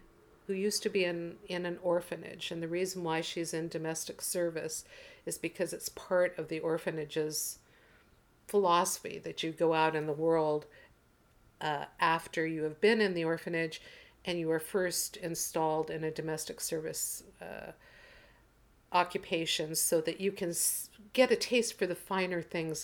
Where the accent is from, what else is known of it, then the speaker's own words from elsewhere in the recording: Portland, United States; moved away; Portland, which is my birth town and hometown in my mind.